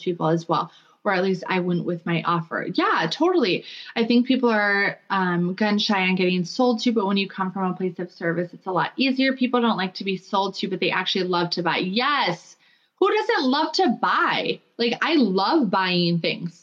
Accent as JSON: {"language": "English", "region": "Minnesota", "country": "United States", "moved": "yes", "lives_now": "North Dakota, United States", "said": "I live in North Dakota now, but I'm from Minnesota."}